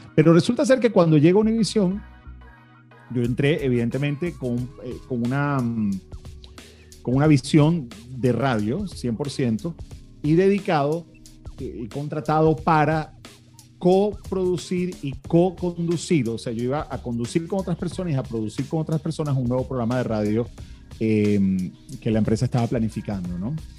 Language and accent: Spanish; Venezuela; also born or lived in Miami, United States; now in United States; se establecieron en Venezuela, donde yo nací y me crié. Y bueno, hace 20 años vine a Estados Unidos